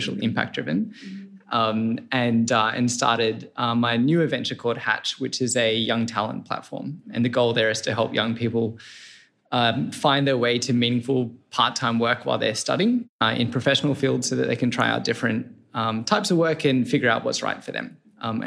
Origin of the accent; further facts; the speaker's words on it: Sydney, New South Wales, Australia; moved away as an adult; also born or lived in Boston / Denmark; I'm Australian, born in Sydney.